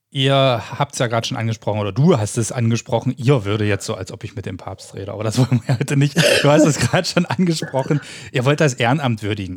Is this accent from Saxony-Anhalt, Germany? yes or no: yes; Köthen, Saxony-Anhalt, Germany; wir kommen aus Köthen